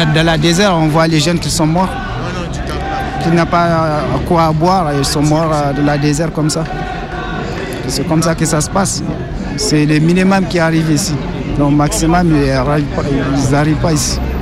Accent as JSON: {"language": "French", "region": "Gao Region", "country": "Mali", "moved": "as an adult", "said": "Je viens de la région de Gao, au nord du Mali"}